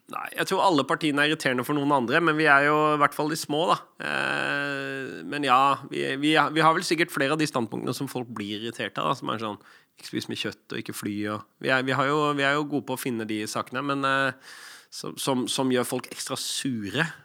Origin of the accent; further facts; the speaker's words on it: Lofthus, Vestland, Norway; accent: Odda/Hardanger dialect; also born or lived in Odda; Det er dialekt. Jeg ble født i Odda. Og så vokste jeg opp litt utafor der i Hardanger, i Lofthus.